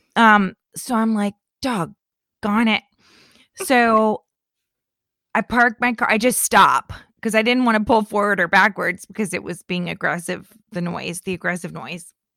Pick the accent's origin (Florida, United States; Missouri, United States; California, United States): Florida, United States; Lake County, central; moved away; my hometown is in central Florida in Lake County where there are more lakes than there is land